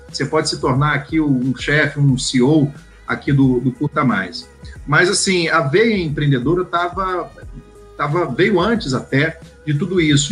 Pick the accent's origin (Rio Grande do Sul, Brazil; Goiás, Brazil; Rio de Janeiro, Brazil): Goiás, Brazil; Goiânia; Eu sou de Goiânia